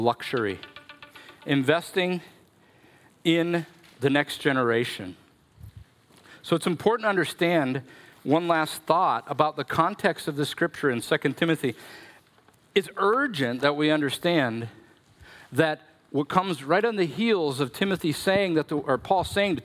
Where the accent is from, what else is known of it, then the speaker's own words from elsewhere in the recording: Minnesota, United States; I'm such a Minnesotan